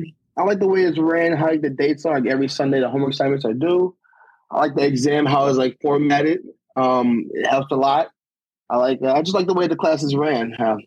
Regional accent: Orland Park, Illinois, United States; also born or lived in Chicago Heights, Illinois; I was born in Chicago Heights, Illinois. I was raised in Orland Park, Illinois. The high school that I attended was Carl Sandburg High School.

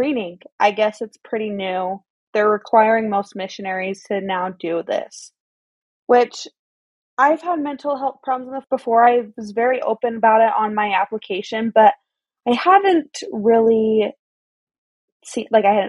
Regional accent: Pleasant Grove, Utah, United States; I was born and raised in Utah County

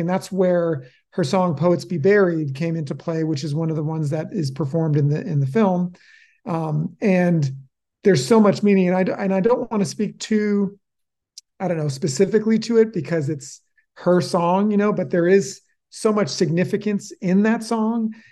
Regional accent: Oak Park, Illinois, United States; moved away as an adult; also born or lived in Chicago; now in Helvetia, United States; I was born in Chicago and then raised, uh, in a west sub-, suburb of Chicago called Oak Park, Illinois

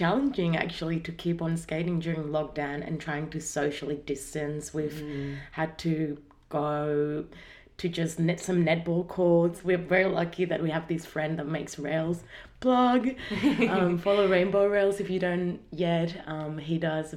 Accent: Spain; English is a second language; now in Australia; I'm Spanish though, so excuse my accent and my struggle to pronounce some words

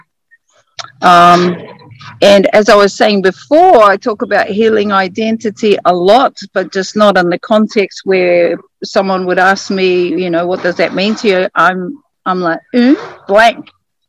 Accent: Ruatahuna, Bay of Plenty, New Zealand; now in Australia; I am from Aotearoa, New Zealand, North Island, a rural area called Ruatahuna

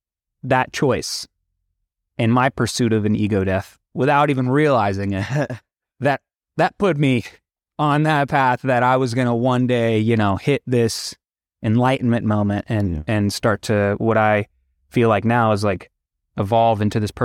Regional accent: Florida, United States; And I was born and raised out of Florida.

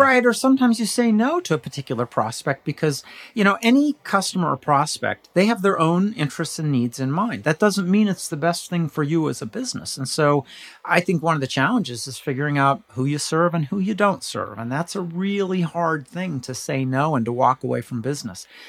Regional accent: California, United States; moved away as an adult; now in Pittsburgh, United States; I was born in California

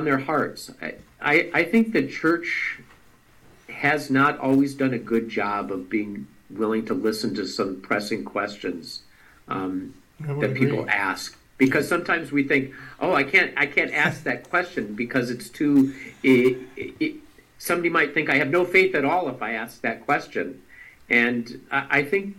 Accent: Duluth, Minnesota, United States; now in Michigan, United States; I grew up in Duluth, Minnesota.

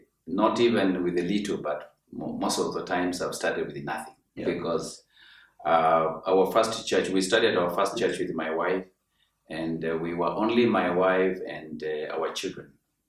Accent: Mwingi, Kitui County, Kenya; I come from Kitui County and Mwingi sub-county that is in Kenya.

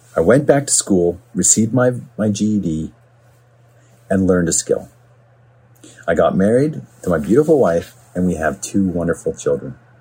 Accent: Smithers, British Columbia, Canada; also born or lived in Vancouver; now in Port Coquitlam, Canada; growing up in Smithers was a great place to be raised

